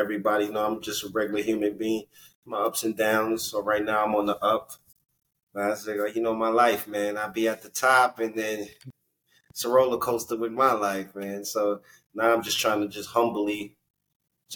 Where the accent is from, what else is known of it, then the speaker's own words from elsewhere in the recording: New York City, New York, United States; moved away as an adult; also born or lived in Reno, Nevada / Jackson, Mississippi; now in Dallas, United States; I'm from Brooklyn, New York, originally Crown Heights